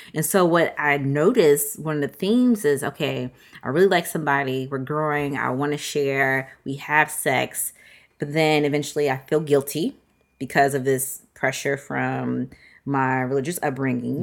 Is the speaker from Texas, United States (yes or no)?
no; Virginia, United States; I'm from Virginia